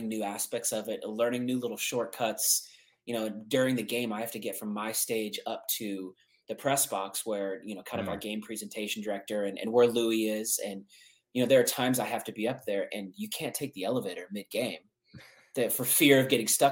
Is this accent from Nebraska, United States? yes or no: yes; Omaha, Nebraska, United States; moved away; growing up in Nebraska, we have a very iconic stadium there